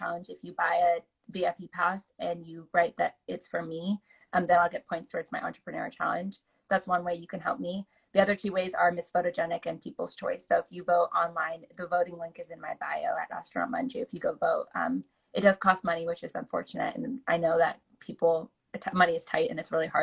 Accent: Oregon, United States; also born or lived in California; my home state

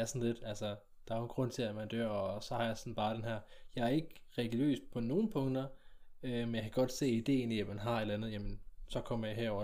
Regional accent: South Jutland, Southern Denmark, Denmark; når vi er sønderjyde

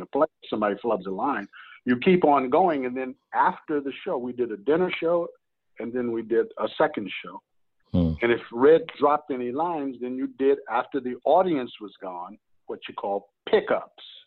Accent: New York, United States; moved away as an adult; now in California, United States; I'm not from New York because I left New York when I was 19

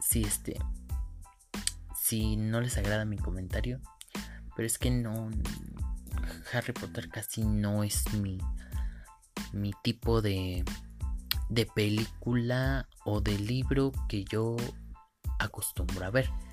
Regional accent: Cadereyta de Montes, Querétaro, Mexico; Yo soy de Cadreita de Montes, Querétaro

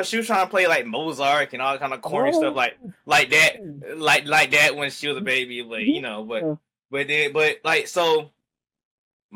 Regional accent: Augusta, Georgia, United States; I'm from Augusta

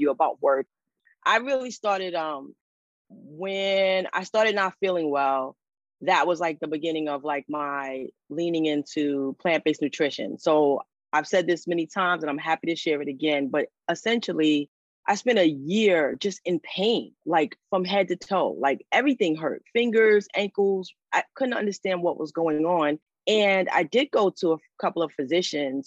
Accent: New York City, New York, United States; I am a Throgs Neck girl now, but I lived everywhere. Kingsbridge, Fordham

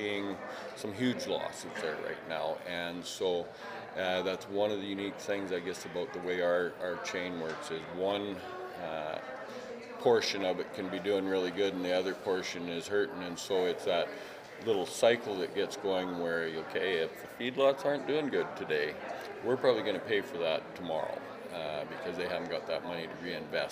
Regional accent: British Columbia, Canada; as British Columbians and as Canadians

